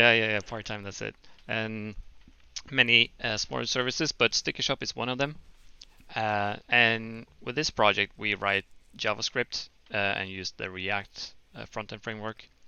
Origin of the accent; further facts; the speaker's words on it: Norway; moved away as an adult; now in Fukuoka, Japan; we went back to Norway actually with with my current wife.